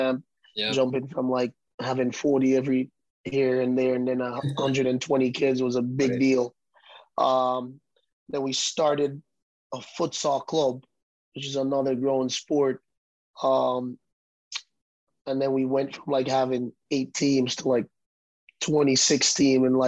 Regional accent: Jamaica; moved away as an adult; now in Cincinnati, United States; I'm from Jamaica, small island in Jamaica. I came to Cincinnati for soccer

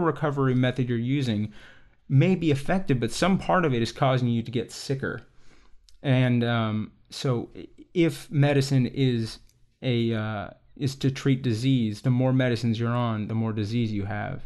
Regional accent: Texas, United States; I grew up in Texas

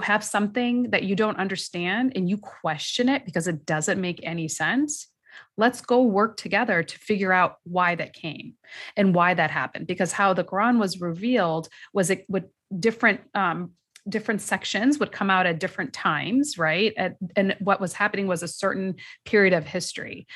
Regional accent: United States; we as American Muslim women and mothers in this country, meaning our parents might have come from another country, but we were born and raised here

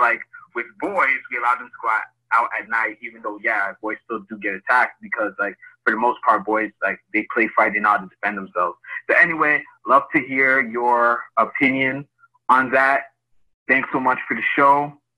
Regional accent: Canada; I'm from Canada

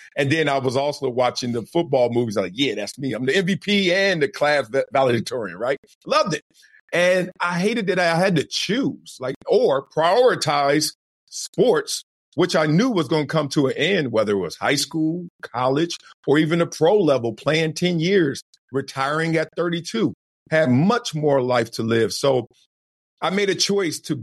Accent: Compton, California, United States; where I'm from Compton, from Los Angeles, South Central

